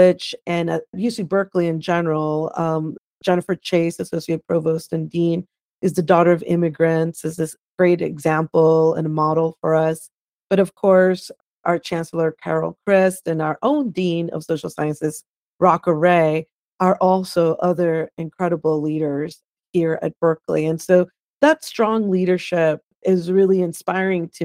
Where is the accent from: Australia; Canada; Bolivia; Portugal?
Bolivia; La Paz; now in United States; I'm originally from La Paz, Bolivia. I came to the United States as a political refugee